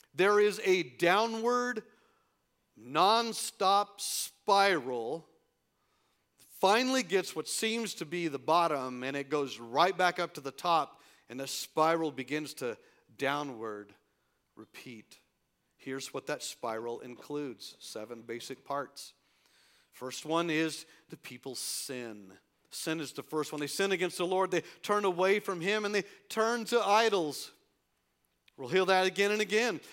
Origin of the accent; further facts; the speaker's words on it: El Paso, Texas, United States; here in my hometown